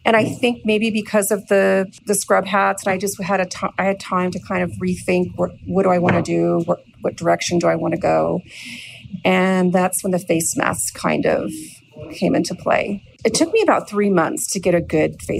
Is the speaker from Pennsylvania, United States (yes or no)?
no; California, United States; moved away as an adult; also born or lived in North Vancouver, Canada; now in Vancouver, Canada; I was born in North Vancouver, and I was raised in California, and I moved back to Canada in 2016